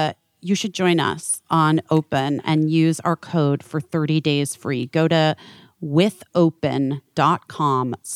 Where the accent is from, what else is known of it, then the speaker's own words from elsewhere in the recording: West Coast, United States; I'm from the West Coast.